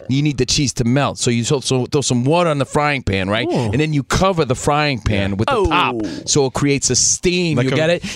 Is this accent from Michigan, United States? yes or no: no; New Jersey, United States; I'm from Jersey, and I'm fluent in it